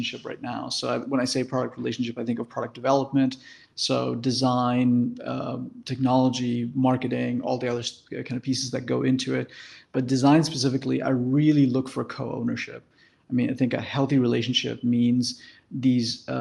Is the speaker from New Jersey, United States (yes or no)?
no; Detroit, Michigan, United States; also born or lived in India; I moved to the US at that point and lived in Detroit for that time and went to school there and did everything